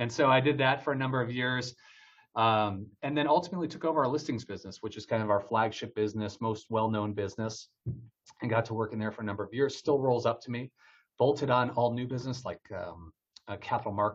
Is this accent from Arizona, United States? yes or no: no; Detroit, Michigan, United States; moved away as an adult; also born or lived in Washington, D.C. / New York; I'm from Detroit, Michigan, originally born and raised there